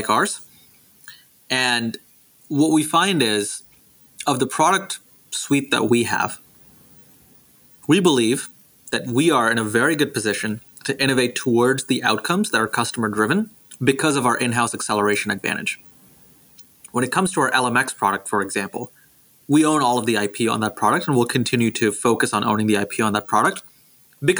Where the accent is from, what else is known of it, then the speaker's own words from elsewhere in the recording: Houston, Texas, United States; moved away as an adult; also born or lived in Singapore; now in Silicon Valley, United States; I grew up in Singapore and in Houston, Texas